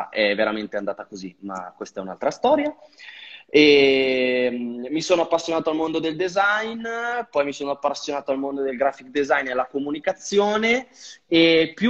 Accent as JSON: {"language": "Italian", "town": "Vigevano", "region": "Lombardy", "country": "Italy", "said": "Allora, io vengo da una mm, piccola cittadina tra Pavia e Milano, sono di Vigevano, al di qua del Ticino, però infatti sono dentro a Pavia."}